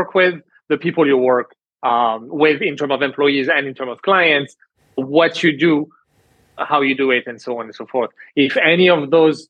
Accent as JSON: {"language": "English", "country": "France", "tie": "born or raised there", "also_born_or_lived": "Canada", "moved": "as an adult", "said": "growing up in France"}